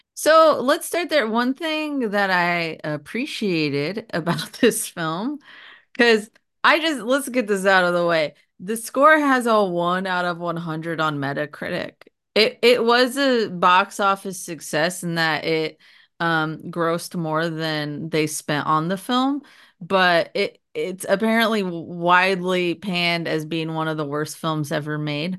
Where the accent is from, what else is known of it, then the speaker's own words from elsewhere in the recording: California, United States; moved away; I was growing up in California